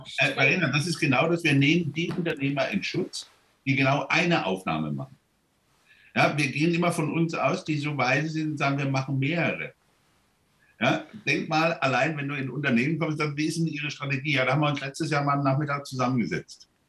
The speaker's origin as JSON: {"language": "German", "country": "Germany", "said": "wir als Deutsche"}